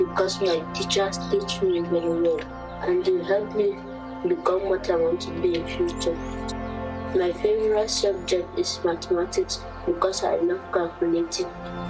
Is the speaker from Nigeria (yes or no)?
yes; Plateau, Nigeria; I'm from Plateau State, Nigeria. I am 30 years old.